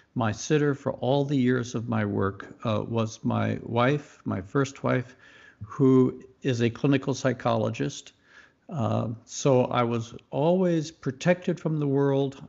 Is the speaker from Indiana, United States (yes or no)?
no; Mississippi, United States; moved away; also born or lived in Youngstown, Ohio; I was raised in the Deep South and grew up in Mississippi